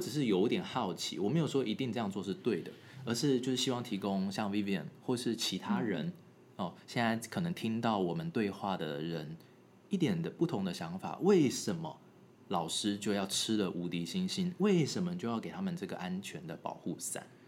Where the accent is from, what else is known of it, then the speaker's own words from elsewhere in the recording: Taiwan; moved away; 我是在台湾长大的啦，我是后来才去那国外求学